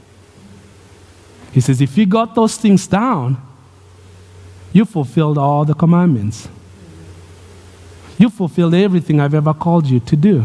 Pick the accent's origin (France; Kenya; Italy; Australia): Kenya; moved away; Growing up in Kenya